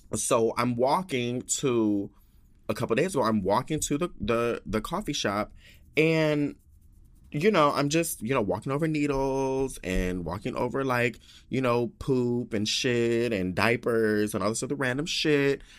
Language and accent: English; Denver, Colorado, United States; I'm all from Denver, Colorado.